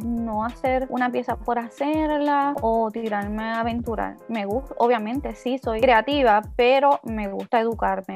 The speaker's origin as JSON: {"language": "Spanish", "town": "Moca", "country": "Puerto Rico", "tie": "born or raised there", "moved": "as an adult", "lives_now": "Isabela, Puerto Rico", "said": "Actualmente vivo en Isabela, pero soy natural de Moca. Así que estuve viviendo en Moca hasta el 2000, 2019."}